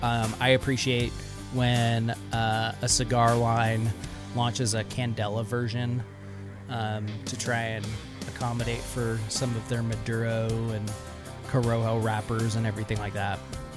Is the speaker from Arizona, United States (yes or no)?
no; Central Washington, United States; I grew up in Central Washington.